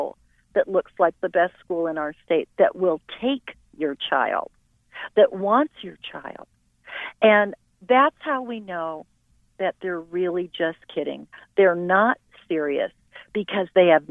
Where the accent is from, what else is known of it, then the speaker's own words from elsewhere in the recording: Utah, United States; I'm from Utah